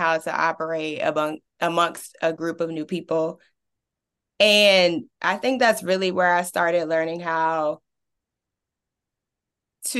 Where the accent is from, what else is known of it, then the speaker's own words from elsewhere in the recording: Richmond, Virginia, United States; growing up in Richmond's East End, my parents were definitely against me going to any zone school on this side of town